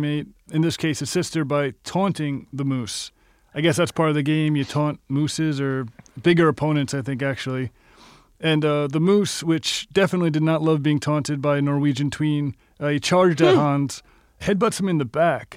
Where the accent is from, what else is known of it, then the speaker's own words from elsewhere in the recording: Long Island, New York, United States; I grew up on Long Island